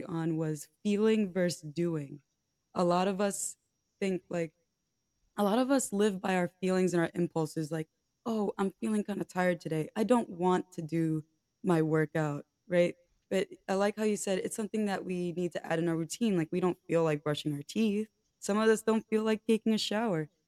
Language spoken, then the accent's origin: English; United States; I'm an American